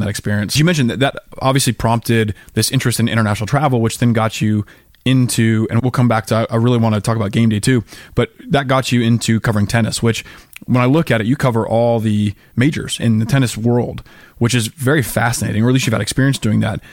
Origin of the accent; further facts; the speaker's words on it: Colorado, United States; Colorado, my home state